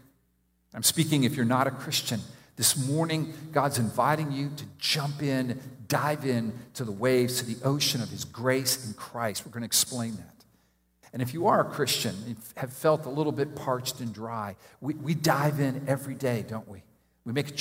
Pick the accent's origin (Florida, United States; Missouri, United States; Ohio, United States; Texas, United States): Florida, United States; Miami; I grew up in Miami